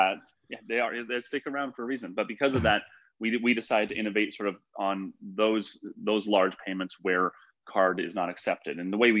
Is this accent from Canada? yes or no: yes; Canada; moved away as an adult; now in United States; And what happened was I came to the US from Canada for school.